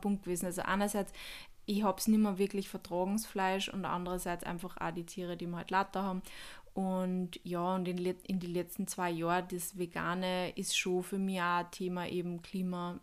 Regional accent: Upper Austria, Austria; Bei uns in Oberösterreich

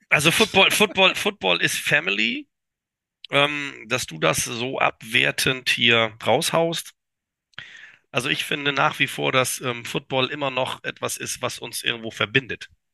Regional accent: Kiel, Schleswig-Holstein, Germany; moved away; also born or lived in Düsseldorf

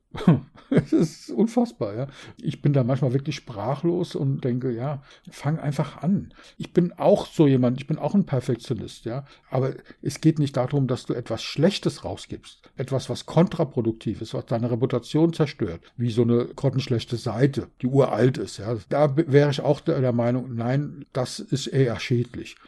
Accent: Berlin, Germany; Ich bin in Berlin geboren, wie du weißt.

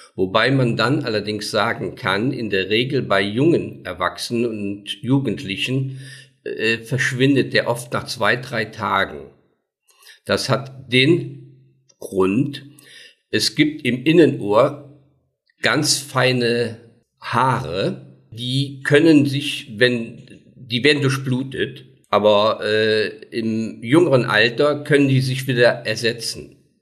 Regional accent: Daun, Rhineland-Palatinate, Germany; Ich komme aus Daun, bin 68 Jahre alt

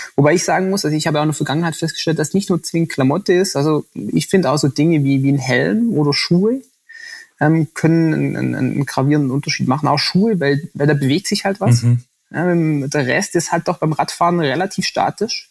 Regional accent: Swabia, Baden-Württemberg, Germany; als Schwabe

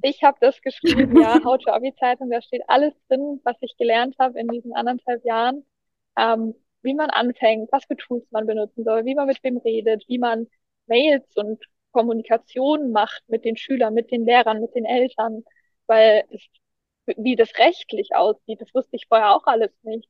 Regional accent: Erlangen, Bavaria, Germany; bei uns in Erlangen

